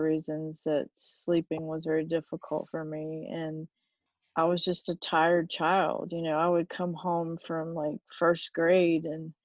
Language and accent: English; Fayetteville, North Carolina, United States; accent: Southern; I grew up in Fayetteville, North Carolina. I'm obviously Southern from my accent.